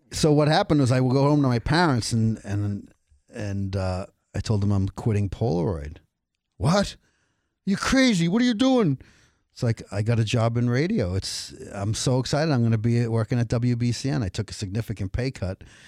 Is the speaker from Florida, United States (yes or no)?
no; Cambridge, Massachusetts, United States; I grew up in Cambridge